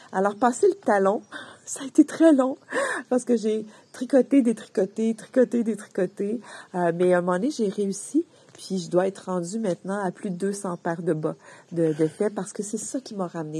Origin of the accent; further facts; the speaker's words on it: Quebec, Canada; je viens du Québec et ma famille vient d'une région rurale, donc agricole